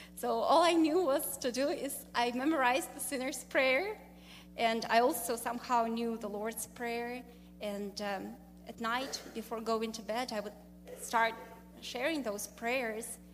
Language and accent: English; Russia; moved away as an adult; I'm from Russia, and uh, interestingly, I grew up in a country, I was born in a country that doesn't exist anymore, Soviet Union.